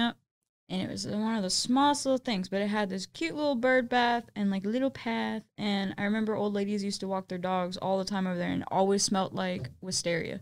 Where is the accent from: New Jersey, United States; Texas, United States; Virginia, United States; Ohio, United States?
Texas, United States; Austin; I was born and raised in Austin, Texas.